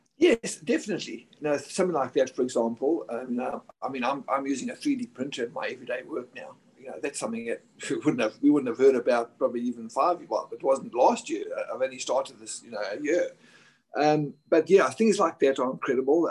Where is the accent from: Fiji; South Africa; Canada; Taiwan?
South Africa; moved away as an adult; also born or lived in Virginia, United States; now in Dubai, United Arab Emirates; when I was back in South Africa